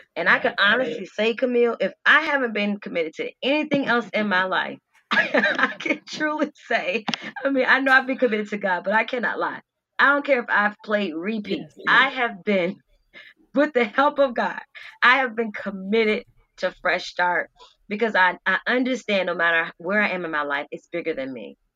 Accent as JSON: {"language": "English", "town": "Norfolk", "region": "Virginia", "country": "United States", "tie": "born or raised there", "said": "I am from Norfolk, Virginia. I'm raised with both my parents"}